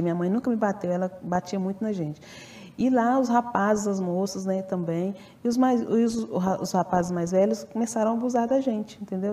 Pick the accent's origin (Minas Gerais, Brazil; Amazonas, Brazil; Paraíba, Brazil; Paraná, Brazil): Minas Gerais, Brazil; Ipatinga; also born or lived in Belo Horizonte; eu sou de Patinga, e eu viajava de Belo Horizonte para Ipatinga sozinha